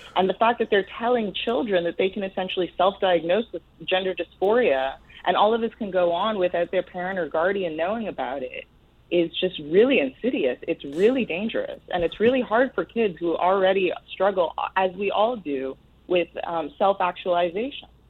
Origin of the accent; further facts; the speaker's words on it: Canada; now in New York City, United States; I come from Canada